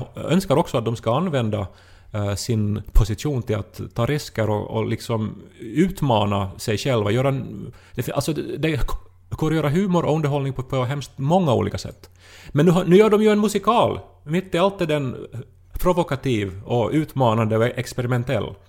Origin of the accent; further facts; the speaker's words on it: Esse, Ostrobothnia, Finland; moved away as an adult; Essi, min hemby i som jag bodde i 20 år ändå